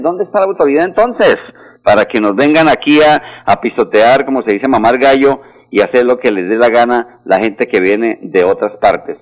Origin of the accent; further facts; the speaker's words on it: Pamplona, Norte de Santander, Colombia; now in Bucaramanga, Colombia; Soy muy pamplonés del norte de Santander, pero llevo más de 35 años viviendo acá